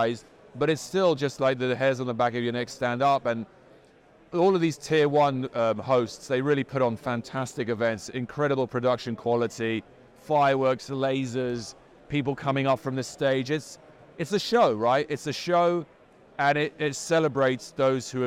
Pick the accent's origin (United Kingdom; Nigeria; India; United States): United Kingdom; London; I'm from London